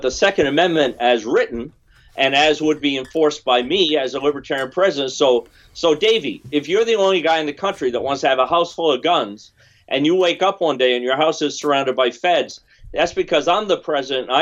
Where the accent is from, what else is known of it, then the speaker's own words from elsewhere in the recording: Vermont, United States; I come from Vermont, right? Vermont's a very small state